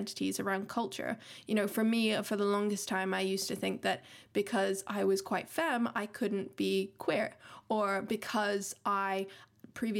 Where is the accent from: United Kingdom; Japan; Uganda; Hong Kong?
Hong Kong; growing up in Hong Kong made me actually very closeted for very long